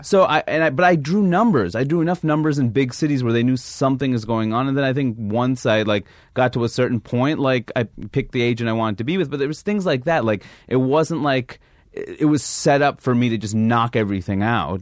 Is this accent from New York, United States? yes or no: yes; New York City, New York, United States; moved away as an adult; also born or lived in Seattle / Maine / London; I grew up in Queens, New York